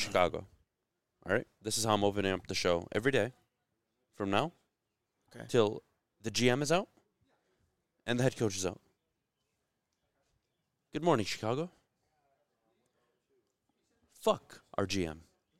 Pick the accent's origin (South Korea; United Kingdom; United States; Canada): South Korea; I'm from Korea.